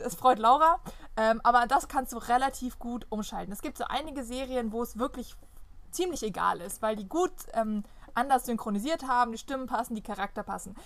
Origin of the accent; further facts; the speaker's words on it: Germany; first language German; wir als Deutsche